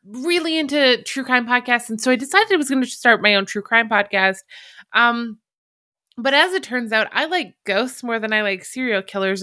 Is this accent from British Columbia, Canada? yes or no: no; Alberta, Canada; accent: Canadian; I'm Canadian. I come from the very beautiful, very like Western looking province of Alberta